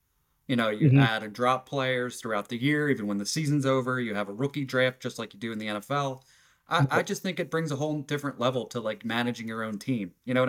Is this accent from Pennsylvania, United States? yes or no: yes; Philadelphia, Pennsylvania, United States; We're both from the Philadelphia area.